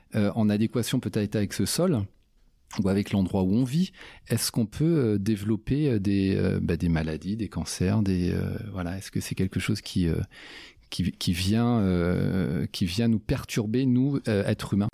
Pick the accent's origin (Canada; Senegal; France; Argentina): France; Brittany; moved away as an adult; also born or lived in Grenoble; now in Clermont-Ferrand, France; moi je suis breton